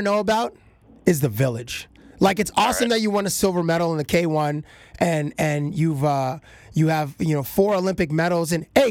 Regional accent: Canada; Being Canadian

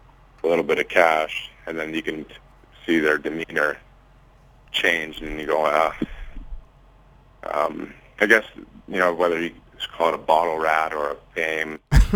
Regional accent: Winkler, Manitoba, Canada

